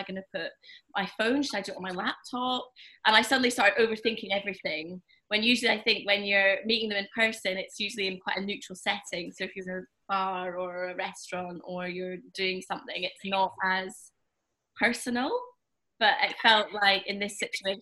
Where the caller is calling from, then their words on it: Edinburgh, Scotland, United Kingdom; I'm calling from Edinburgh